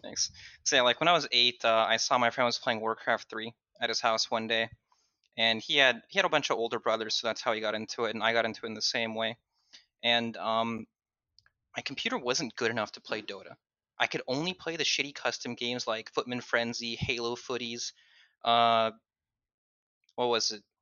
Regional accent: Southern California, United States; I grew up in Southern California

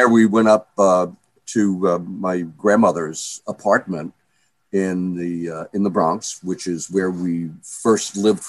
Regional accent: Hamburg, Germany; born there; Well, I was born in Hamburg, Germany, in 1942, which was the middle of the war. And Hamburg was the biggest seaport in Germany.

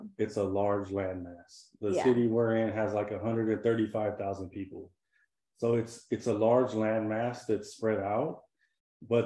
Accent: California, United States; moved away as an adult; also born or lived in San Diego; now in South Texas, United States; I'm from California

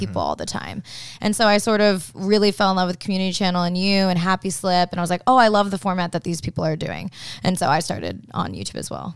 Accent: Okinawa, Japan; moved away; I grew up in Okinawa, which is more like hillbilly Japanese

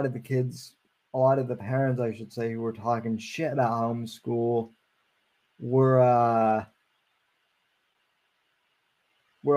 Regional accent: Colorado, United States; moved away; growing up in Colorado

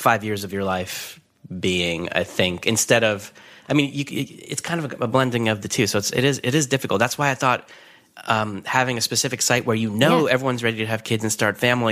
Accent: New York area, United States; moved away as an adult; also born or lived in Los Angeles; I grew up in the New York area

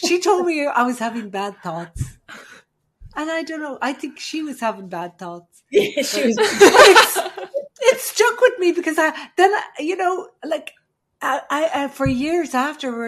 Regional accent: Ireland; I'm from Ireland

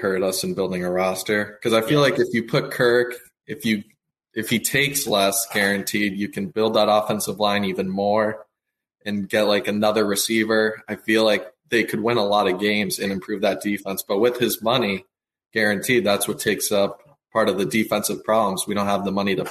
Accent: New England, United States; I'm from New England

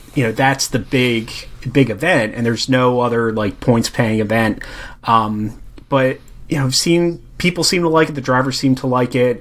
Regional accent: United States; being an American

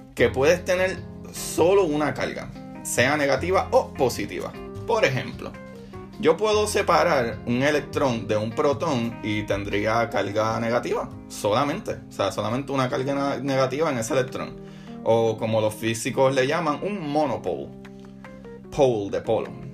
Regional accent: Puerto Rico; moved away; extraño la fiesta en mi país, en Puerto Rico

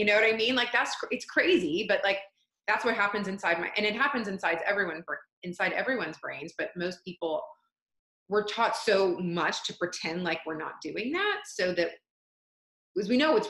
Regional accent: Atlanta, Georgia, United States; And I spent my whole life in the South. I grew up in Atlanta since I was 2 months old, but I was raised by Canadians, so I don't have a strong accent.

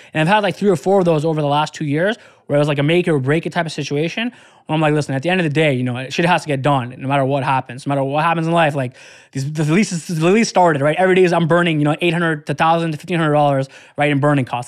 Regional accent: Detroit, Michigan, United States; I was from Detroit

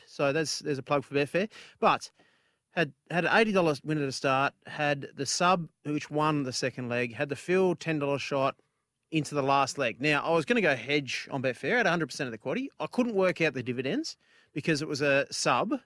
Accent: Australia

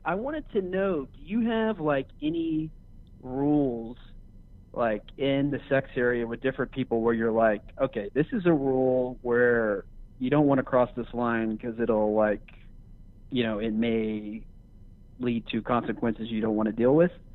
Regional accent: Los Angeles, California, United States; I am from Los Angeles, California.

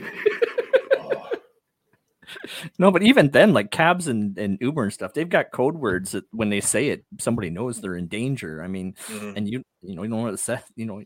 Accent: Toronto, Ontario, Canada; I grew up in Toronto, what's called a housing development neighborhood, basically

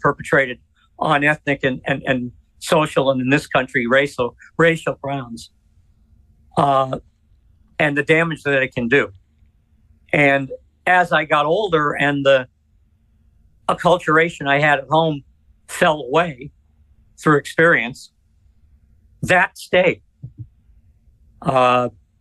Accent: Worcester, Massachusetts, United States; moved away; I didn't grow up in Boston. I grew up in Worcester

